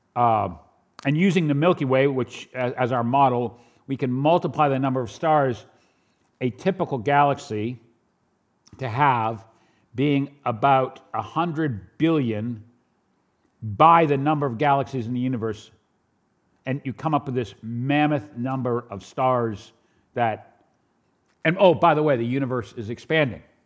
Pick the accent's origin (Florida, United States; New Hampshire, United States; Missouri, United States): New Hampshire, United States; also born or lived in New York; I am from New Hampshire, but I was born in New York